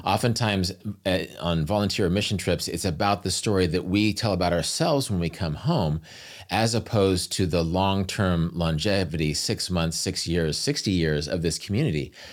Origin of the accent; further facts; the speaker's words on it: American Midwest, United States; I'm from the American Midwest, which is very much a steak culture